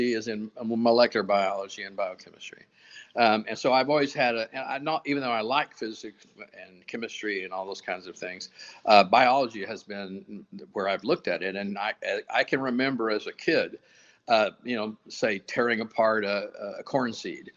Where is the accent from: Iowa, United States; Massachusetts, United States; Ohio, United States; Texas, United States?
Texas, United States; West; I grew up on ranches and farms out in the oil fields of Deep West Texas